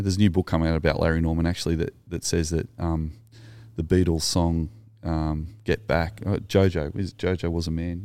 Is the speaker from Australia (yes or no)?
yes; Sydney, New South Wales, Australia; you and I grew up in Sydney around that time